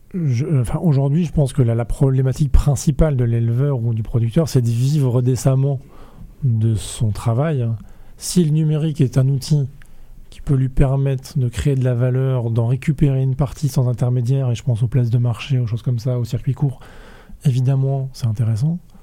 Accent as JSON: {"language": "French", "town": "Rennes", "region": "Brittany", "country": "France", "tie": "born or raised there", "said": "je suis né à Rennes, j'ai fait mes études à Rennes"}